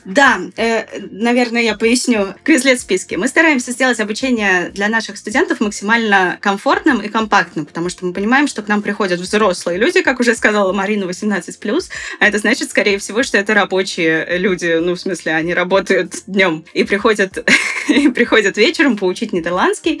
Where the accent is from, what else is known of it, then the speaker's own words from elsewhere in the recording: Saint Petersburg, Russia; я сама из Питера